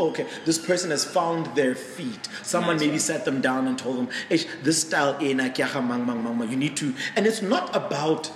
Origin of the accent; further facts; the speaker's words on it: Mahikeng, North West, South Africa; moved away; I'm from Mafikeng originally